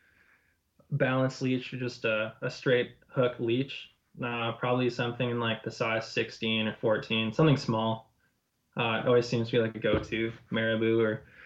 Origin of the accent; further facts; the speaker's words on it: Vernon, British Columbia, Canada; I grew up in Vernon